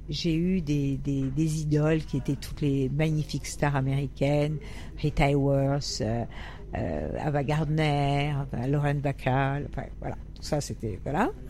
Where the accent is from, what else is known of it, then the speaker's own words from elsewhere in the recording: Paris, Île-de-France, France; also born or lived in Italy / Nice / Cannes; Ah, alors j'ai un parcours euh, un peu atypique. J'étais à Paris, et puis je suis allée à une période en Italie, parce que j'ai un père qui est italien, donc j'ai été chez les grands-tantes. Ensuite, je suis, euh, j'étais pensionnaire à Nice, à Cannes.